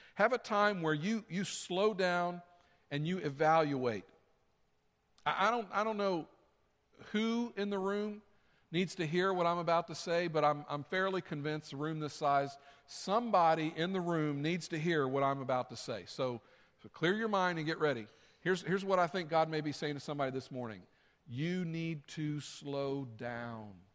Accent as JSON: {"language": "English", "region": "the South", "country": "United States", "tie": "born or raised there", "said": "I grew up in the South. That's what we said, y'all come"}